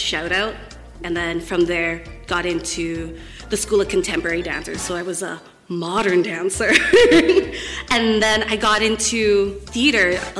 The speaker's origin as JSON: {"language": "English", "country": "Canada", "also_born_or_lived": "Philippines", "said": "I'm a Filipino-Canadian."}